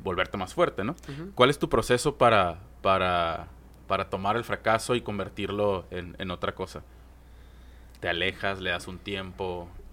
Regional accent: Mexico; como mexicanos somos súper reacios al fracaso

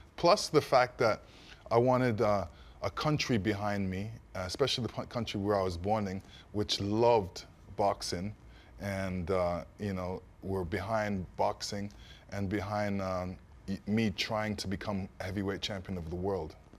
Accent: Canada; also born or lived in East London, England; I was born in England, raised in Canada

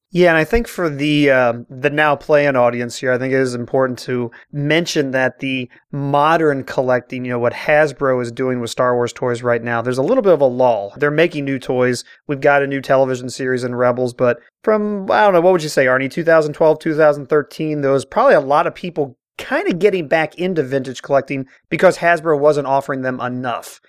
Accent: Cincinnati, Ohio, United States; I'm born and raised in Cincinnati

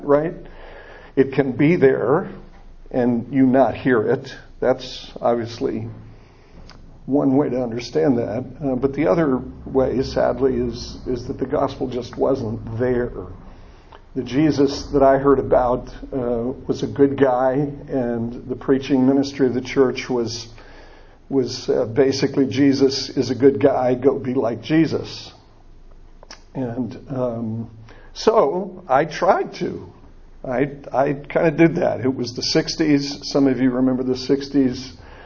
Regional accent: Niles, Michigan, United States; moved away; also born or lived in South Bend, Indiana / Florida; I grew up in a little town just north of South Bend, Niles, Michigan.

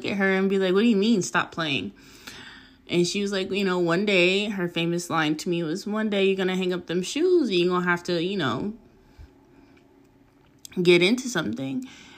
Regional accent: La Puente, California, United States; also born or lived in Pasadena; I am 27 from Southern California. I would name a place, but I never stay in one place long enough for me to claim it as home. As a child, I lived in the city of La Puente, which is off the 10 freeway.

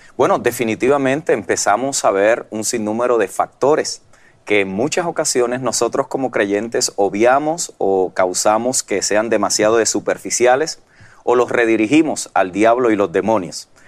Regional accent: Puerto Rico; moved away as an adult; now in United States; vengo de Puerto Rico, mm. donde la tradición pues ya era la, religión tradicional y allí nos criamos y nos formamos durante mm. toda nuestra vida hasta los 18 años que emigro a los Estados Unidos

